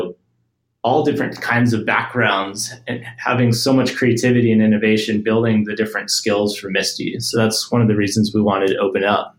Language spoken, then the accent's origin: English; New Mexico, United States; where I grew up in New Mexico